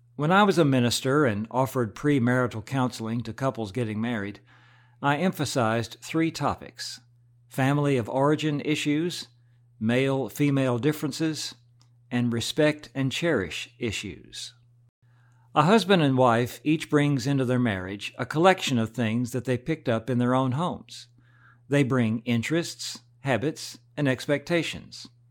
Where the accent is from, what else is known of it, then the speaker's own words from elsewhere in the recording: United States; Alan and I grew up in about as typical an American family as you can imagine